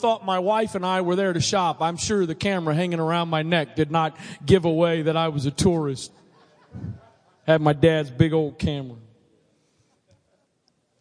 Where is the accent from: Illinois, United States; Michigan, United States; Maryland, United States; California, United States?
Maryland, United States; born and raised in Maryland, born here.